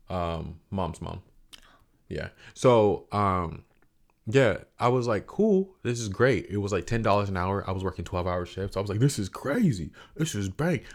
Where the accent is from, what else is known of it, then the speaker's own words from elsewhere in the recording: Central Florida, United States; I grew up in Central Florida